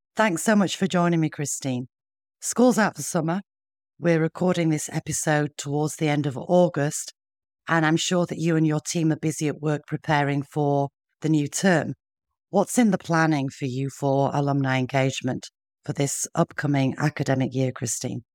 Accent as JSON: {"language": "English", "town": "Sheffield", "region": "Yorkshire and the Humber", "country": "United Kingdom", "tie": "born or raised there", "accent": "northern", "said": "I'm from the north myself, as you can probably hear in my accent, and growing up in Yorkshire, in, in Sheffield"}